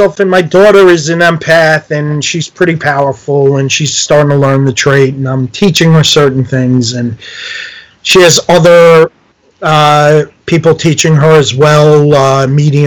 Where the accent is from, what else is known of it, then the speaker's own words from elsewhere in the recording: New York, United States; moved away as an adult; now in New Jersey, United States; I live in New Jersey. I'm from New York